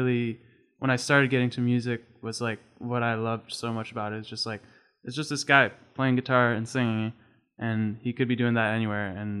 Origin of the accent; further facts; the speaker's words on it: Toronto, Ontario, Canada; moved away as an adult; now in Prince Edward County, Canada; I grew up in Scarborough